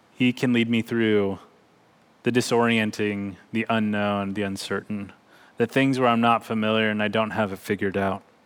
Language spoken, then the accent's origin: English; Bakersfield, California, United States; growing up in Bakersfield, California